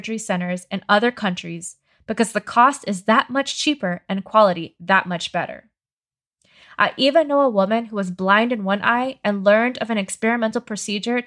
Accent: United States; I'm an American medical refugee.

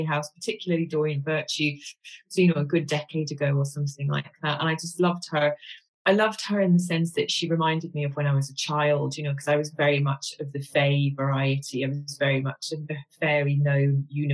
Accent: Glasgow, Scotland, United Kingdom; I'm a girl from Glasgow

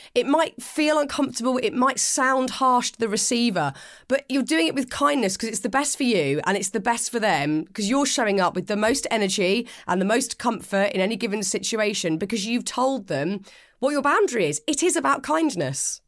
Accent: United Kingdom; I'm British and I have spent the last forty-one years m, mainly in the U K

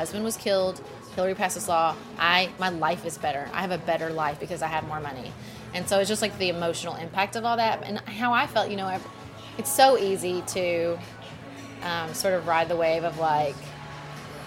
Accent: United States; being American

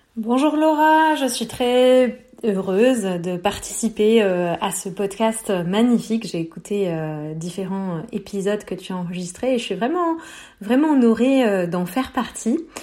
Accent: Beirut, Beirut Governorate, Lebanon; j'ai grandi à Beyrouth en pleine guerre

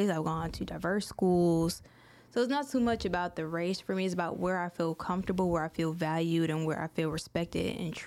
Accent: outside of Chicago, Illinois, United States; also born or lived in Detroit, Michigan; now in Baton Rouge, United States; grew up outside of Chicago

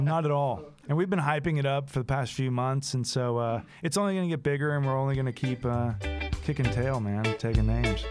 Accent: Texas, United States; growing up as a Texan

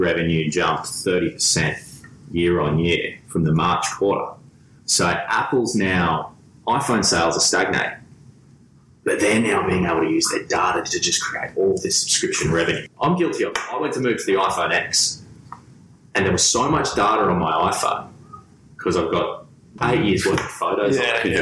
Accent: Gold Coast, Queensland, Australia; I'm from the Gold Coast

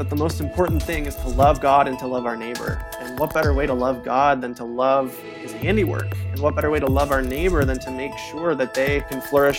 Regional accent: Holland, Michigan, United States; it was growing up by Lake Michigan. Growing up in Holland, the lake was just a part of my story.

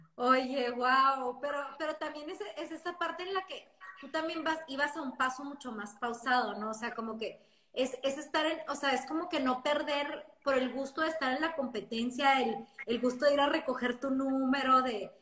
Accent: Ciudad Juárez, Chihuahua, Mexico; las dos somos de Juárez

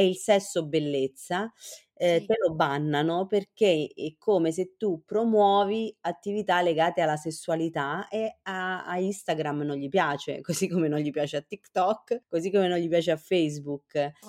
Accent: Chieti, Abruzzo, Italy; nella mia terra, io sono abruzzese, sono sì. di Chieti

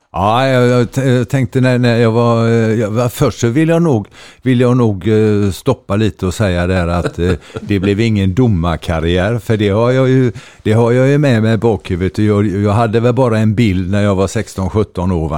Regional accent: Gothenburg, Västra Götaland, Sweden; jag är född i Lunden som ligger, eh, jag blir lite österut i, i Göteborg

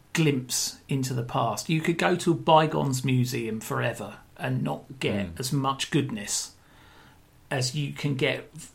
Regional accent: Brighton, South East England, United Kingdom; growing up in Brighton

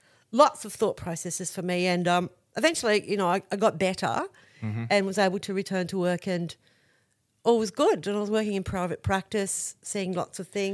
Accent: Blackwater, Queensland, Australia; I grew up in Blackwater, which is a mining town west of here.

